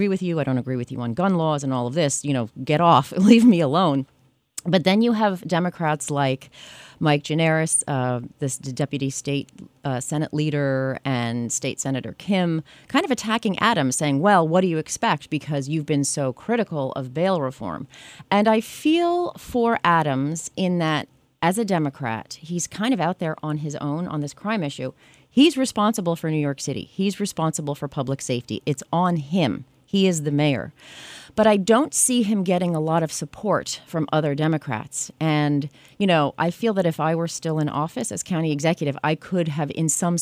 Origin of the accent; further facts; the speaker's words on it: Canada; now in United States; I was born in Canada and became a citizen a couple decades ago here.